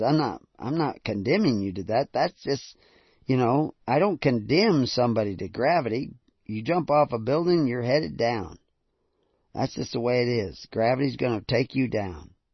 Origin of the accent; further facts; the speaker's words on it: the South, United States; I grew up in the south